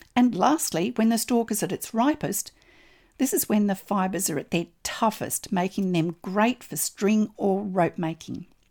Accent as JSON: {"language": "English", "country": "Australia", "said": "I'm an Australian textile artist"}